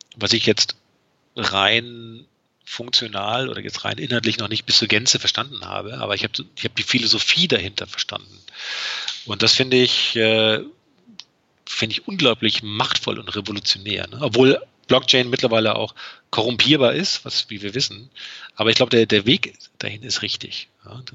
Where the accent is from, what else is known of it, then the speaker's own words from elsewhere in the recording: Berlin, Germany; bei uns in Berlin